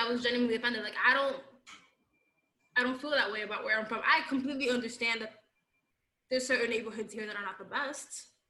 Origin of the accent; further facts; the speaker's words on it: New York City, New York, United States; I grew up in the Bronx.